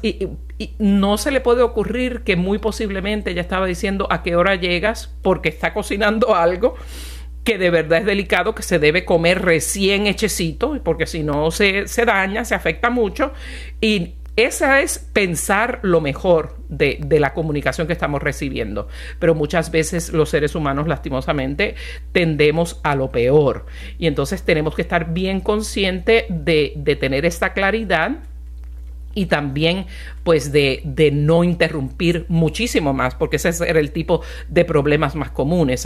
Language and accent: Spanish; Puerto Rico; mi bellísima isla de Puerto Rico